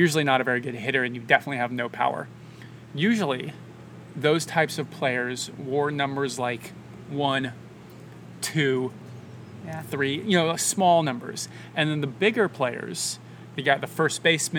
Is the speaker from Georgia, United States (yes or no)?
no; Seattle, Washington, United States; I grew up in Seattle